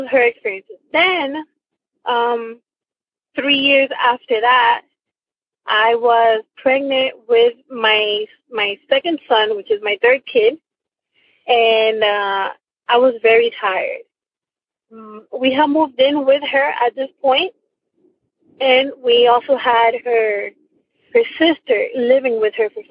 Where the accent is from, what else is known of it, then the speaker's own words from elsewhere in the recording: Miami, Florida, United States; I am from Miami, Florida